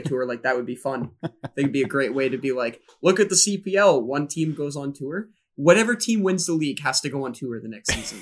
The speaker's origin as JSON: {"language": "English", "town": "Smiths Falls", "region": "Ontario", "country": "Canada", "said": "I'm from Smith Falls"}